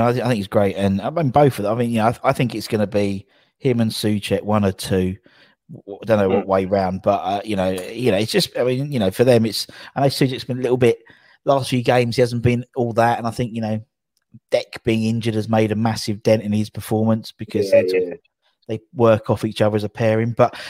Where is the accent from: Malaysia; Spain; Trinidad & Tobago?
Spain; Barcelona, Catalonia; I'm from Barcelona. I know nothing.